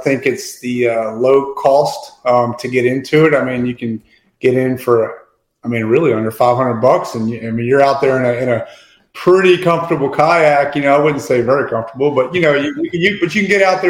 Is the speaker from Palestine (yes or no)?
no; Louisiana, United States; moved away as an adult; also born or lived in Atlanta, Georgia / Nashville, Tennessee; I fished growing up in Louisiana.